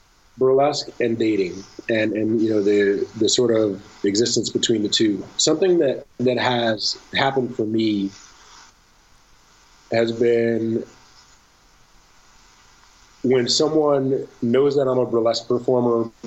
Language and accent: English; Detroit, Michigan, United States; I grew up in Detroit, and I grew up in Detroit in a time where there were, I met three, a grand total of three people that were not black